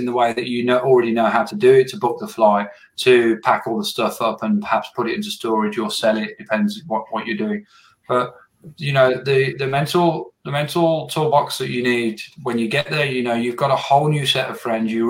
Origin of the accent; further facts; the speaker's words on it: England, United Kingdom; moved away as an adult; now in Australia; I moved here to Australia from England 5 years ago.